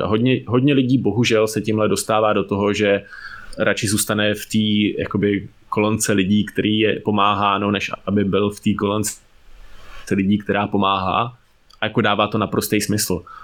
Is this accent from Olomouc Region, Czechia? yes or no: no; Ústí nad Labem, Ústí nad Labem Region, Czechia; já jsem teda vyrůstal v Ústí